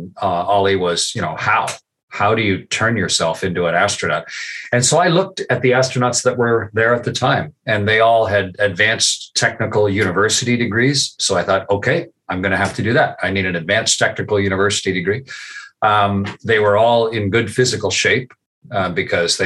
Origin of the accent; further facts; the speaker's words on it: Canada; I served as a test pilot as a Canadian with the U.S. Air Force and the U.S. Navy